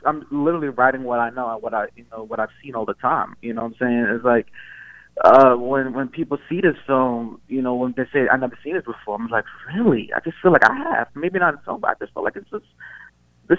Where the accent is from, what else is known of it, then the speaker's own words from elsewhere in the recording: New York City, New York, United States; I grew up in Coney Island